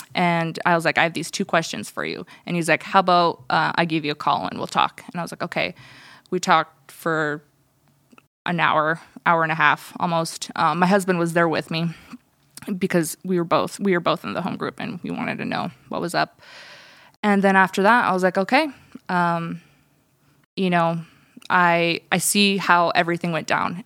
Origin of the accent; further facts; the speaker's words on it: United States; first language Russian; English is a second language; I was born in America.